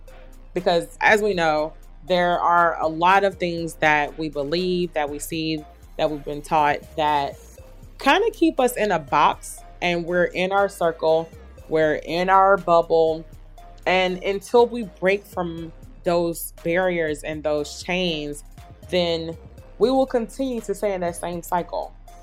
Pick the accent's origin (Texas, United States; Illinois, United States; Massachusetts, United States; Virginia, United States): Texas, United States; Houston; now in Bangkok, Thailand; So yeah, so just a little bit about me. I moved to Bangkok 2 years ago. I'm from Houston.